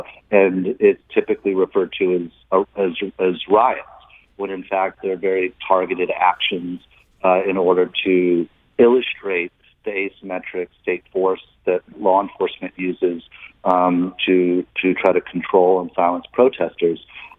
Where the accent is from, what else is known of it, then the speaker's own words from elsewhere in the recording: St. Louis, Missouri, United States; And then growing up in St. Louis, the city, you know, St. Louis has a rich tradition of the arts for a city of its size.